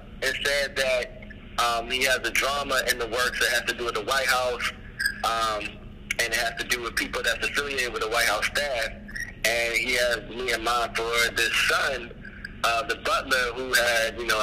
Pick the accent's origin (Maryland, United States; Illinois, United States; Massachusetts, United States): Maryland, United States; Baltimore; also born or lived in Atlanta; now in Los Angeles, United States; I am originally from Baltimore, Maryland. I've done a little bit of moving around in my life, but yeah, originally from Baltimore, and I started acting in Atlanta. And now I am currently in L.A